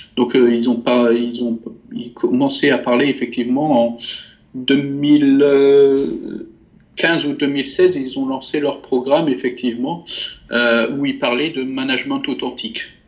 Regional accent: France; même si je suis français, j'ai j'ai été euh, élevé euh, dans, la multiculturalité

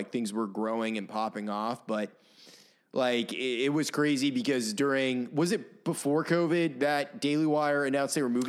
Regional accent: Maine, United States; moved away as an adult; now in Nashville, United States; growing up in Maine

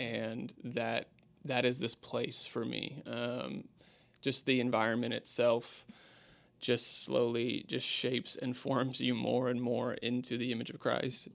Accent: Spokane, Washington, United States; moved away as an adult; now in Houston, United States; I grew up in Spokane and my family was there

